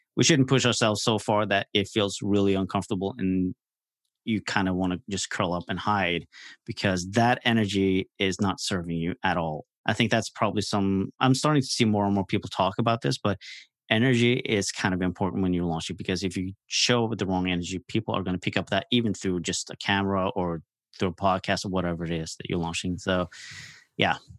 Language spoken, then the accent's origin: English; Norway; I'm from Norway, so I'm across the pond